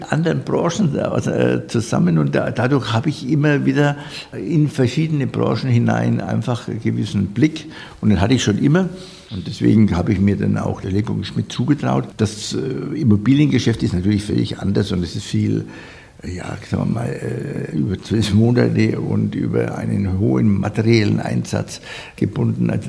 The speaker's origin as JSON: {"language": "German", "town": "Nuremberg", "region": "Bavaria", "country": "Germany", "said": "für mich als Nürnberger ähm, ja, auch eine Erfüllung."}